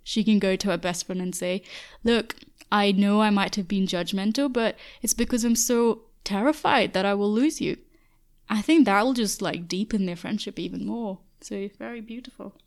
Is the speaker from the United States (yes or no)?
no; Dubai, United Arab Emirates; moved away as an adult; I've never been lonely growing up in Dubai